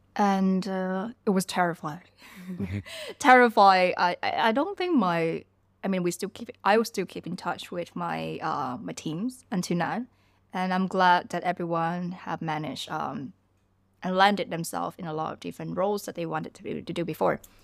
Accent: Ho Chi Minh City, Vietnam; also born or lived in southern Vietnam / Malaysia; now in Bangkok, Thailand; growing up in Vietnam. I was born in, um, in a smaller city in the South Vietnam. And, uh, later on, we all moved to Ho Chi Minh City

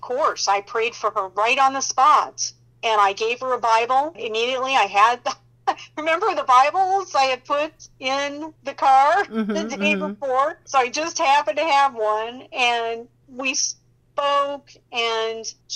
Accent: Indianapolis, Indiana, United States; my hometown is Indianapolis, Indiana

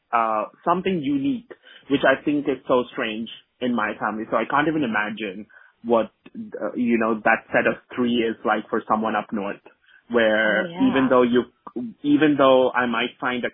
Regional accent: Kerala, India; first language Malayalam; English is a second language; Because I'm from Kerala, so I am a Keralite who, is a Roman Catholic. And my mother tongue is Malayalam, right?

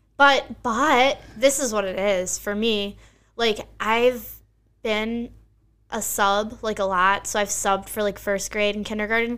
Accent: Bucks County, Pennsylvania, United States; I grew up in Bucks County, Pennsylvania

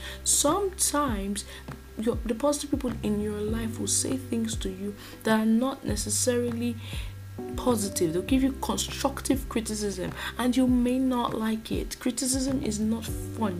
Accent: Nigeria; a Nigerian podcaster

